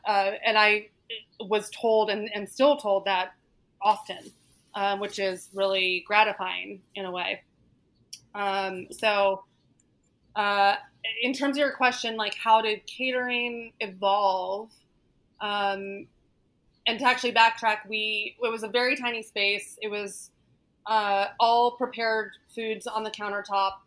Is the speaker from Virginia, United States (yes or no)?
yes; Northern Virginia, United States; now in New York City, United States; I grew up in Northern Virginia, um, right outside of DC.